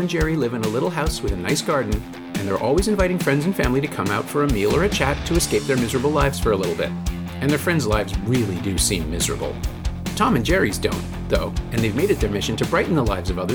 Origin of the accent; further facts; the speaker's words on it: Toronto, Ontario, Canada; I'm from Toronto